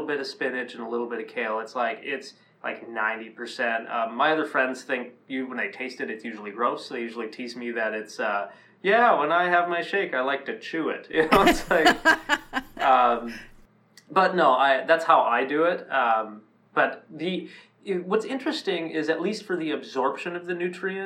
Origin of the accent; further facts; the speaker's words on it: Minnesota, United States; I grew up here in the Midwest in Minnesota